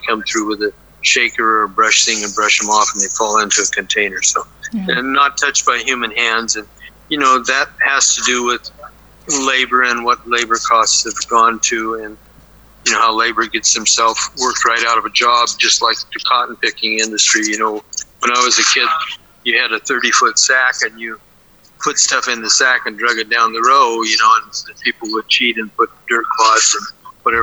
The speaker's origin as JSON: {"language": "English", "town": "Fresno", "region": "California", "country": "United States", "tie": "born or raised there", "said": "I was born in Fresno and grew up in and around Fresno County"}